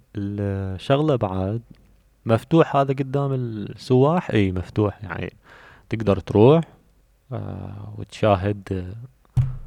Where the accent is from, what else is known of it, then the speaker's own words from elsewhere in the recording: Babylon Governorate, Iraq; وأنا عراقي فكيفما أنا عراقي ومن بابل